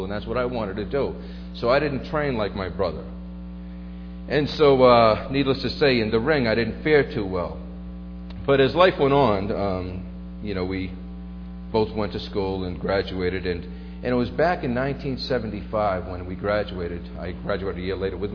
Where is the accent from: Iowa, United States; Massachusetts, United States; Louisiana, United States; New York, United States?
Massachusetts, United States; Brockton; I grew up in a little section of Brockton called the Village